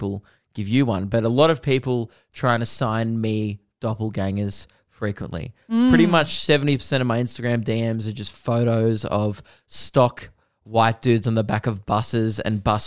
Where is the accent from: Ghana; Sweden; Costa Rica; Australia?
Australia; I'm Australian